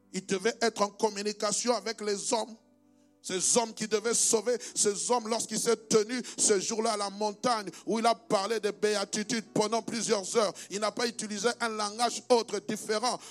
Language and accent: French; DR Congo; also born or lived in Belgium; now in Brussels, Belgium; comme moi. Moi, je viens de la République démocratique du Congo, RDC